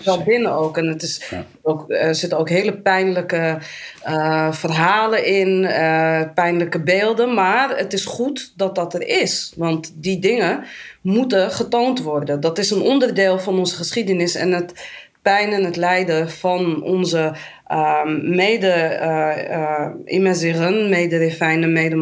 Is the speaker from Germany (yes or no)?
no; Amsterdam, North Holland, Netherlands; geboren in Amsterdam. Ik ben daar ook getogen, ben daar opgegroeid